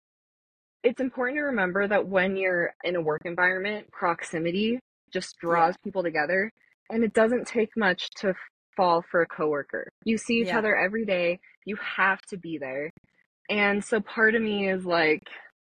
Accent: Saratoga Springs, Utah, United States; also born or lived in Salt Lake City, Utah; I grew up in Saratoga, Mormonville.

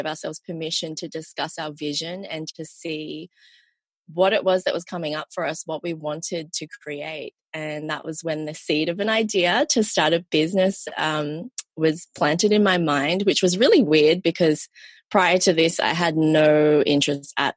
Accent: Sydney, New South Wales, Australia; also born or lived in Malaysia; I'm from Sydney, Australia

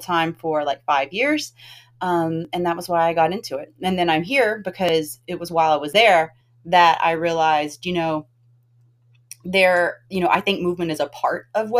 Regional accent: the South, United States; I'm from the South

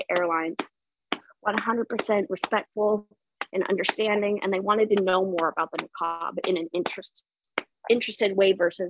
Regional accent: Nevada, United States; moved away as an adult; now in Ohio, United States; my hometown in Nevada, on the west coast of the USA.

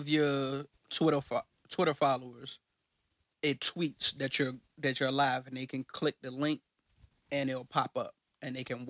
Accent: Richmond, Virginia, United States; I'm from Richmond, so shout out to everybody in Capital City.

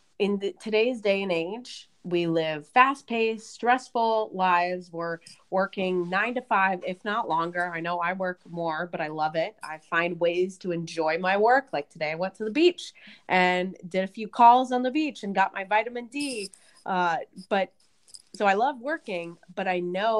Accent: right outside of Portland, Oregon, United States; I grew up in right outside of Portland, Oregon

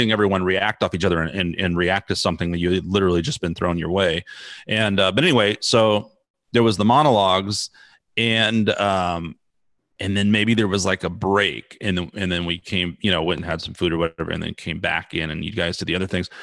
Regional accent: San Antonio, Texas, United States; also born or lived in Los Angeles; I had a friend who I grew up with here in San Antonio

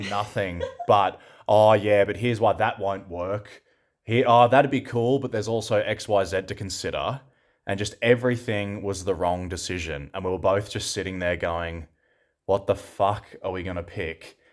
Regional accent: Seymour, Victoria, Australia; also born or lived in Melbourne; in Seymour, my hometown

